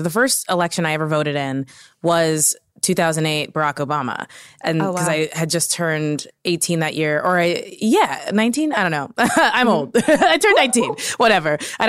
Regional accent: Kentucky, United States; I'm from Kentucky. This is a purely symbolic vote.

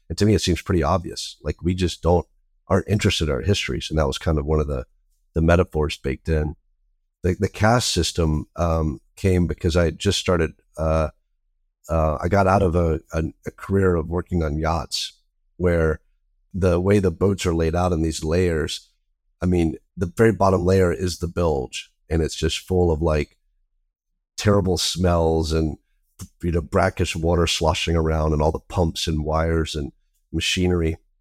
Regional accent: the South, United States; I grew up in the South

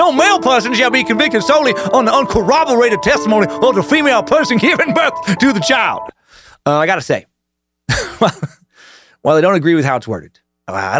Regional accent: Riggins, Idaho, United States; As a kid growing up in Riggins, Idaho

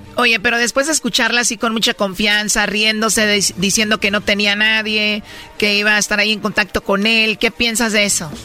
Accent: Jalisco, Mexico; yo soy de Jalisco

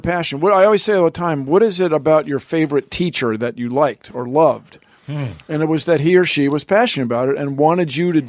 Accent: United States; I look like a guy from the U.S.

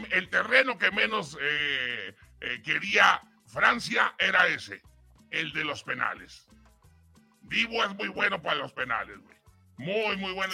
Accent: Mexico; soy mexicano

